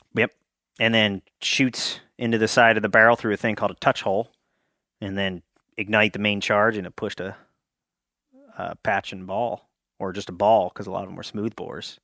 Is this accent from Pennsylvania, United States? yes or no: yes; Pottsville, Pennsylvania, United States; I grew up in Schuylkill County, the anthracite coal region.